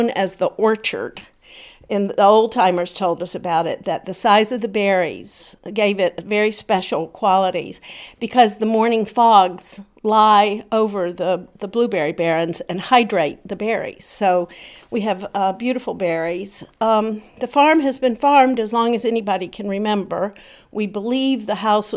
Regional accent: South Carolina, United States; moved away as an adult; also born or lived in New Jersey; growing up in South Carolina

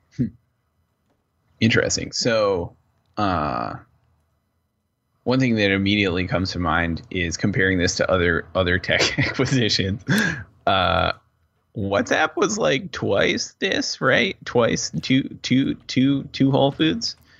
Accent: New England, United States; growing up in New England

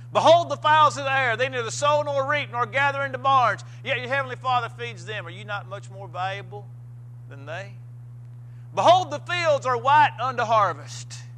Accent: Missouri, United States; moved away; I was uh, preaching a, a, funeral in Missouri, back in my hometown.

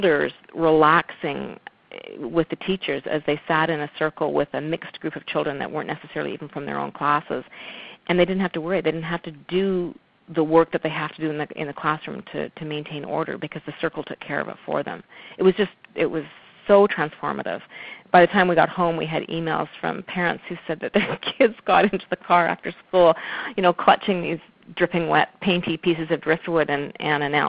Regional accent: West Coast, British Columbia, Canada; I'm from the West Coast

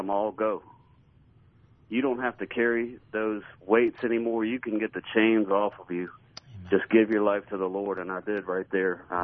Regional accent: Central Virginia, United States; now in Tupelo, United States; I grew up in Central Virginia

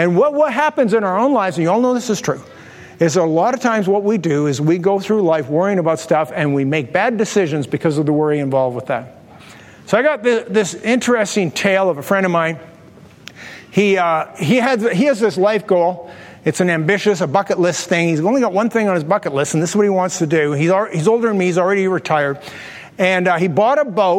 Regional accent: Canada; we're Canadians

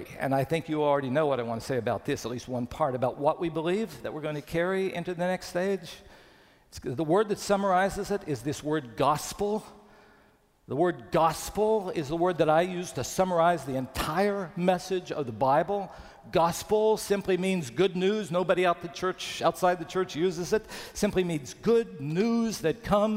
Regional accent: Bluefield, West Virginia, United States; my hometown of Bluefield, West Virginia

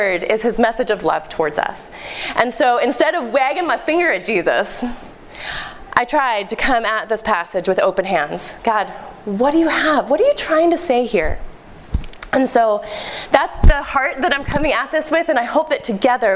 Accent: Philadelphia, Pennsylvania, United States; also born or lived in Delaware County, Pennsylvania; I'm a Philadelphia native. In fact, I was born in Delaware County

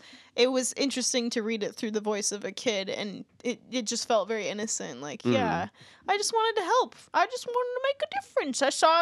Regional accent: United States; also born or lived in California / Wisconsin; the Pizza Hut where we grew up in California, Wisconsin

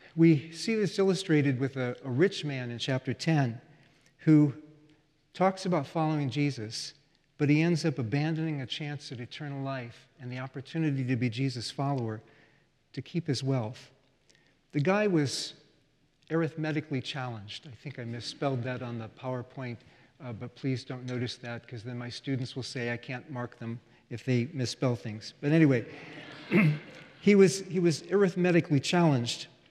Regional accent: United States; as an American

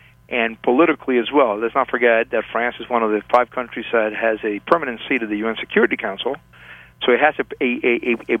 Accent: Havana, Cuba; moved away; also born or lived in Paris / Hong Kong; I was born in Havana, Cuba

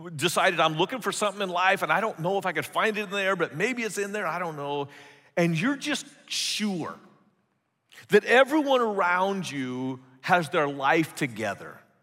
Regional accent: California, United States; moved away as an adult; also born or lived in San Antonio, Texas; I grew up in California

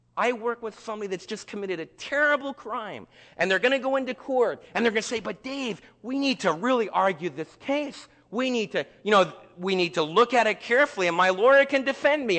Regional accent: United States; as Americans

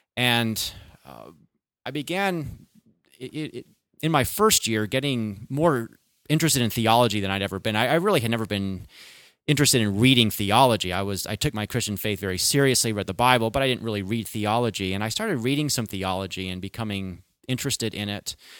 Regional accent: Chicago, Illinois, United States; moved away as an adult; also born or lived in California; I was born and raised in the Chicago area

